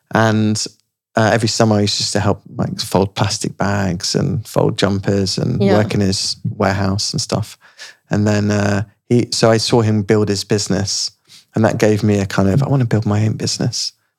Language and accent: English; Radlett, East of England, United Kingdom; Radlett, which is near Watford.